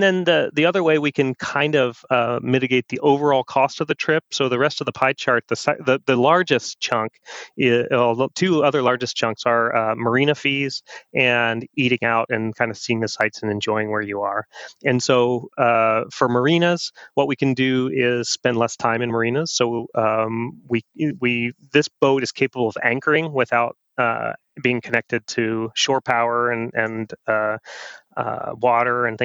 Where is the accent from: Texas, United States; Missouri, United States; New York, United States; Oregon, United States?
Oregon, United States; we're from Oregon.